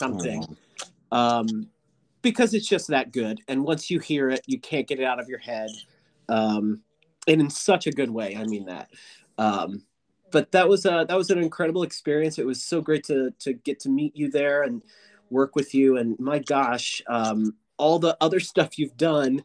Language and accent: English; Western Pennsylvania, United States; I'm from Western Pennsylvania